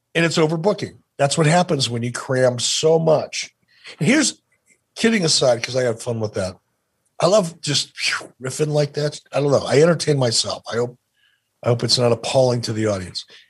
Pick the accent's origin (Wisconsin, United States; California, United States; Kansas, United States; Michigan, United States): Michigan, United States; Detroit; When I was a little kid growing up in Detroit, my mom used to drop me off at the Eastgate Theater over on Gratiot